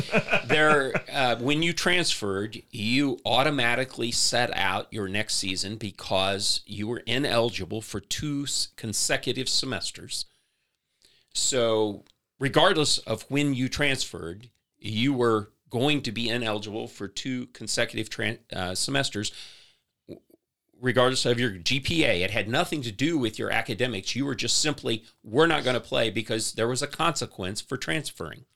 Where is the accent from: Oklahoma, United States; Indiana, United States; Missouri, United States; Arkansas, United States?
Missouri, United States; St. Louis; moved away as an adult; also born or lived in Columbia, Missouri; now in Lee's Summit, United States; I grew up in the St. Louis area.